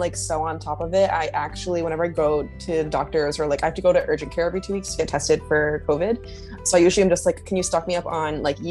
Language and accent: English; Providence, Rhode Island, United States; now in New York City, United States; I'm originally from Providence, Rhode Island, but I live in New York City now